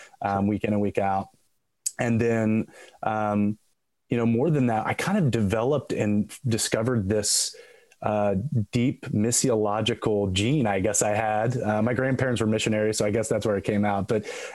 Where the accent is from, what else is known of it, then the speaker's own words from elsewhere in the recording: Midwest, United States; I grew up around the Midwest, my whole life. I'm actually a third generation minister. So we moved around a lot. And so I really never had a home base totally, growing up.